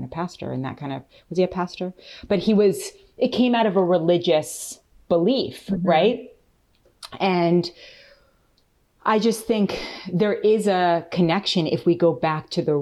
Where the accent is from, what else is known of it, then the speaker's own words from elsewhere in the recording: New York City, New York, United States; moved away as an adult; also born or lived in New Zealand; growing up in New York City